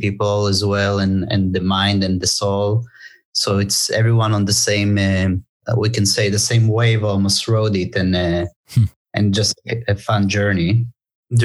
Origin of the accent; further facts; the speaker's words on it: Tel Aviv, Tel Aviv District, Israel; moved away as an adult; now in Los Angeles, United States; originally I'm from Tel Aviv, Israel. And after the military service, like any Israeli